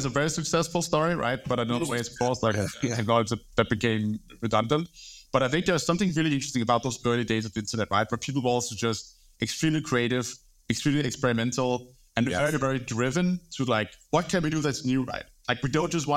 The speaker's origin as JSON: {"language": "English", "town": "Copenhagen", "region": "Capital Region of Denmark", "country": "Denmark", "tie": "born or raised there", "moved": "as an adult", "lives_now": "London, United Kingdom", "said": "I'm from Denmark, grew up in Copenhagen, moved to London"}